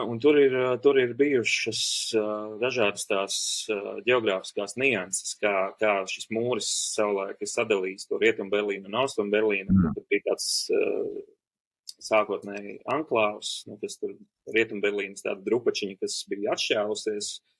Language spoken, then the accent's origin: Latvian; Preiļi, Latgale, Latvia; es uzaugu mazā brīnišķīgā Latvijas mazpilsētā Prēļi